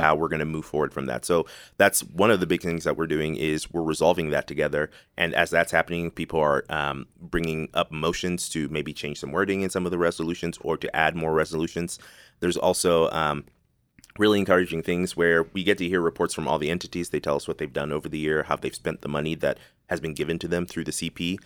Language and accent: English; Zimbabwe; also born or lived in Dallas-Fort Worth area; now in Dallas-Fort Worth, United States; I'm from Zimbabwe